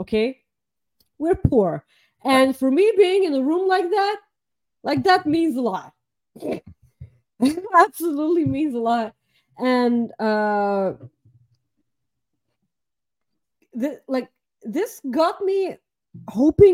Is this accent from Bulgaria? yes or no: yes; Bulgaria; moved away; I'm from Bulgaria